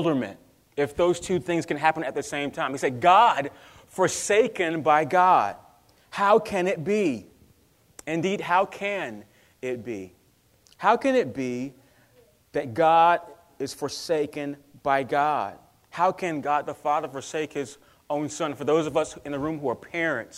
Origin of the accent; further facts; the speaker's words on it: North Carolina, United States; I'm from North Carolina